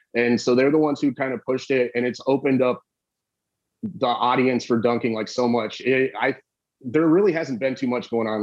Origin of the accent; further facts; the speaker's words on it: Bonita Springs, Florida, United States; I'm from Bonita Springs, Florida. We didn't have like superstar athletes down here